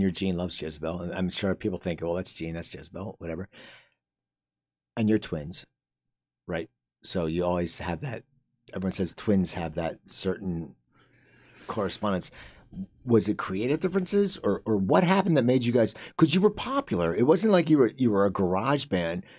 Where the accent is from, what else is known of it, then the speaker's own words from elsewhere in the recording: New Jersey, United States; I'm from New Jersey.